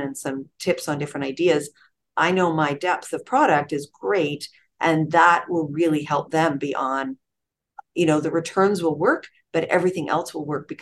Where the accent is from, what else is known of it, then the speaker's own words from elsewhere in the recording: Toronto, Ontario, Canada; moved away as an adult; now in Richmond Hill, Canada; where I grew up in North York, Willowdale